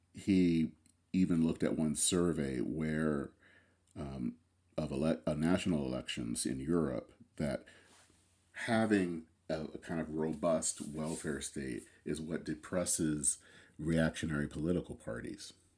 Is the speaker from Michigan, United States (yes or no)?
yes; Flint, Michigan, United States; I come from Flint, Michigan. Flint was the town where G M was born. Um, it was, for me, growing up as a kid in the seventies and eighties